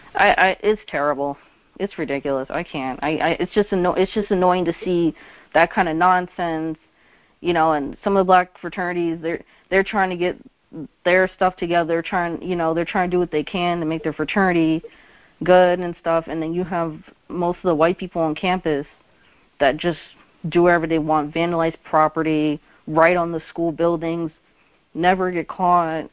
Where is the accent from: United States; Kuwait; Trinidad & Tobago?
United States; New Jersey; I was from Central Jersey